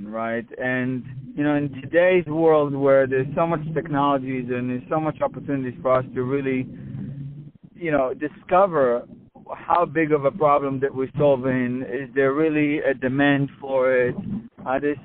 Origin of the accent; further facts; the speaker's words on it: Israel; I grew up in Israel